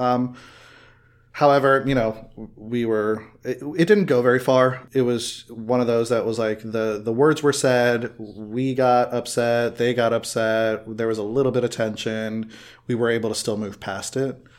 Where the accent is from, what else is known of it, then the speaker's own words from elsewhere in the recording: Miami, Florida, United States; growing up in Miami, Miami is a hotbed of culture